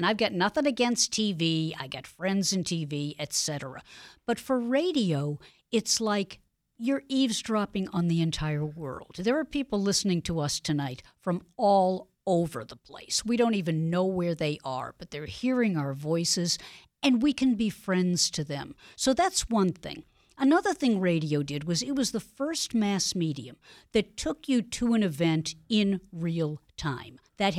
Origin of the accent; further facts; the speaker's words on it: Boston, Massachusetts, United States; I was born in Dorchester. Back in the day when I was growing up, if you were Jewish and you lived in Boston, you probably lived in either Mattapan, Dorchester, or Roxbury.